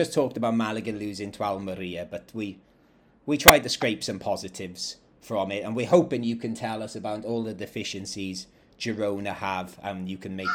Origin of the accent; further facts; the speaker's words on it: Wales, United Kingdom; that I used to see going over the River Taff in my hometown in South Wales.